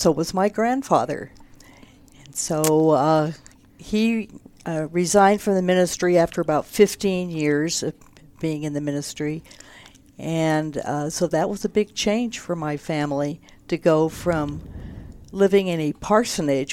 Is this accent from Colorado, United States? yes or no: yes; Denver, Colorado, United States; born or raised there; moved away; also born or lived in Moline, Illinois / Davenport, Iowa / Roswell, New Mexico / California